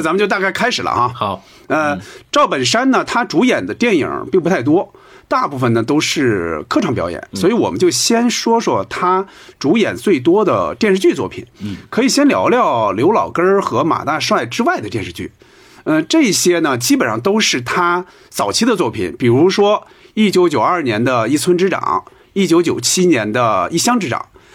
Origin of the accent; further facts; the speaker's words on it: Hebei, China; 我们老家河北